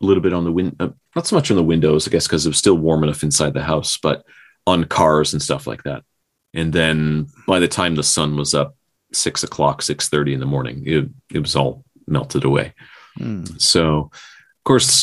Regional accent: Newfoundland and Labrador, Canada; we did that growing up in Newfoundland

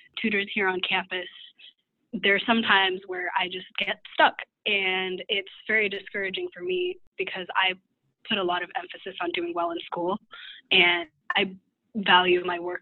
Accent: Redmond, Washington, United States; moved away as an adult; now in Terre Haute, United States; I'm originally from the Seattle area in Washington, grew up in Redmond, so right near Microsoft

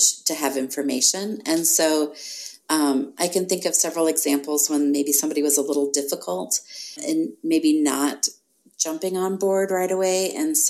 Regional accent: United States; as an American

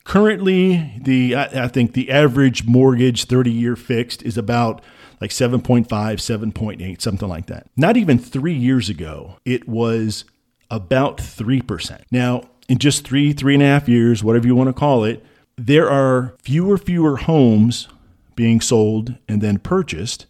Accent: Midwest, United States; I grew up in the Midwest

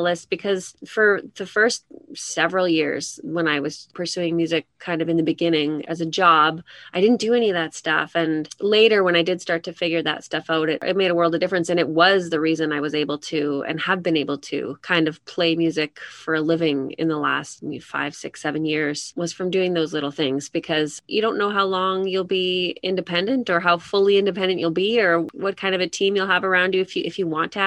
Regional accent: Edmonton, Alberta, Canada; I'm from Edmonton, born and raised Edmontonian

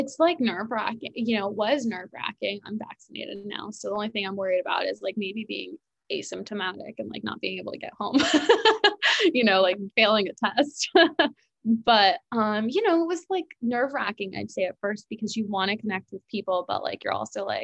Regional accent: New York, United States; also born or lived in South Carolina; I was from New York

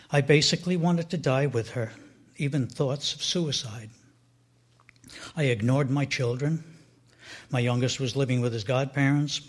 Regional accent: Edgewater, New Jersey, United States; I grew up in Edgewater, New Jersey, which is about 10 miles from where we are now in Teaneck

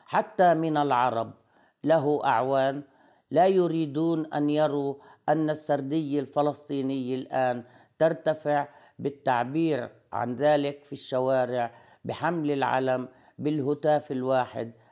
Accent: Lebanon; also born or lived in Palestine; أنا بالأصل لبنانية الجنسية لكني فلسطينية الهوى فبجمع ما بين آه، آه، يعني آه، رمزية ما أكون لبنانية وفلسطينية في آن معا

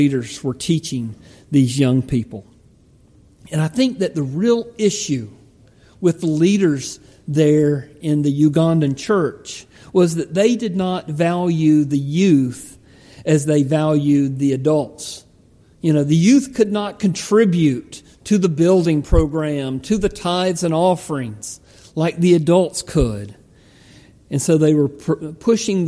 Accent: United States; me as an American

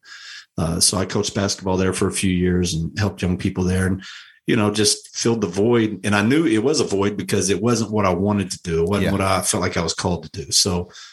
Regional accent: Louisville, Kentucky, United States; moved away as an adult; I grew up in Louisville my entire life

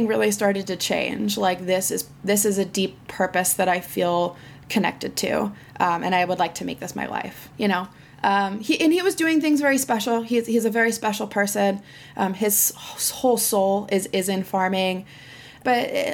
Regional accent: Occidental, California, United States; I grew up in Western Sonoma County, which is in Northern California, in a little town called Occidental

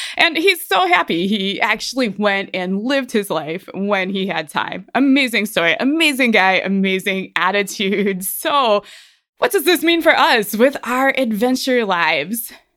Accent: Ohio, United States; moved away as an adult; now in Colorado, United States; I'm from Ohio

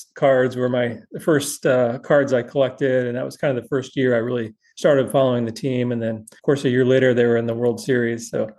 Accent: Alton, Illinois, United States; now in Washington, United States; I grew up in Alton, Illinois, which is about 20 miles from St. Louis. So definitely Cardinals territory.

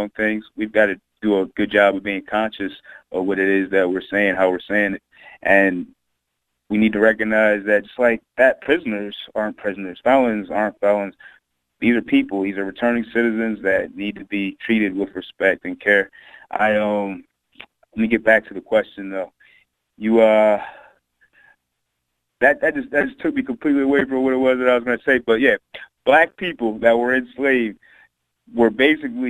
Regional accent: Chester, Pennsylvania, United States; also born or lived in Delaware; now in Wilmington, United States; I was born in Chester, PA

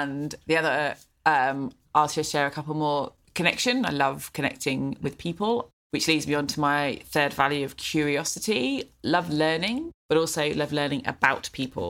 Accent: England, United Kingdom; moved away as an adult; now in Sydney, Australia; So we both have accents, as you can tell, to the average Australian. And so I grew up in England

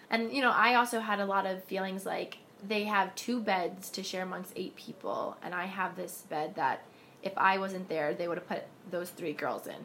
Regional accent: New York City, New York, United States; I'm from New York City, in Harlem.

